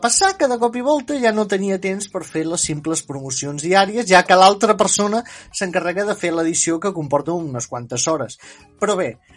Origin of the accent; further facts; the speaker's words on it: Empordà, Catalonia, Spain; Jo sóc de l'Empordà